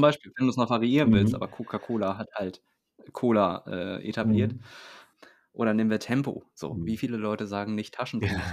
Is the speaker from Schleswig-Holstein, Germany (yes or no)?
yes; Itzehoe, Schleswig-Holstein, Germany; moved away